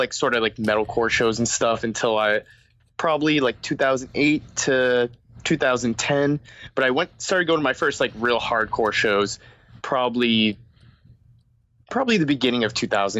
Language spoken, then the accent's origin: English; right outside of Boston, Massachusetts, United States; also born or lived in Melrose / Somerville / Chelsea; I grew up right outside of Boston, in a couple towns, namely Melrose, Somerville, Chelsea